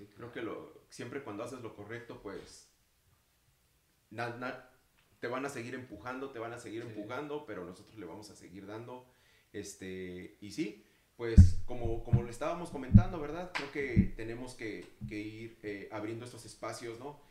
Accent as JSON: {"language": "Spanish", "region": "Mexico City", "country": "Mexico", "moved": "yes", "lives_now": "United States", "said": "yo soy también de la Ciudad de México"}